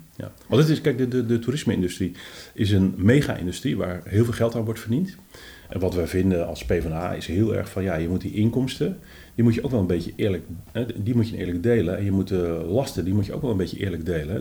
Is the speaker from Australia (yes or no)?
no; Amsterdam, North Holland, Netherlands; voor ons, hè, als Amsterdammers